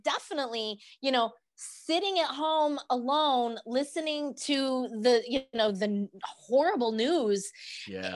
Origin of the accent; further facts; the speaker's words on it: Denver, Colorado, United States; born and raised in Denver, Colorado.